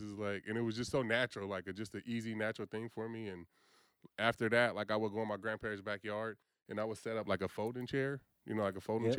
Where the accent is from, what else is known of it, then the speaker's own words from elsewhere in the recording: Vallejo, California, United States; So I grew up in the Crest.